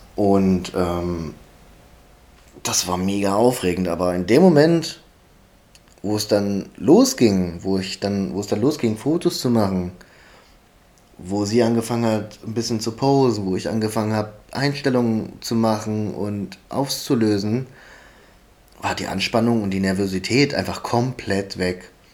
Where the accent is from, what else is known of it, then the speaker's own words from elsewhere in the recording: Halle, Saxony-Anhalt, Germany; ich komme aus Halle